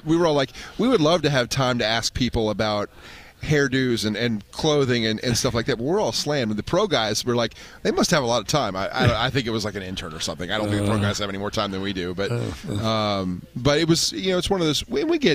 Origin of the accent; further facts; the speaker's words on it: United States; also born or lived in Radford, Virginia; I grew up around the Washington area